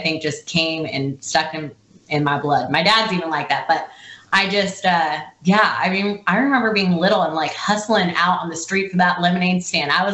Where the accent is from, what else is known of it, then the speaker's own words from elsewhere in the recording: Coeur d'Alene, Idaho, United States; moved away as an adult; I am from Idaho in a really pretty place called Coeur d'Alene, Idaho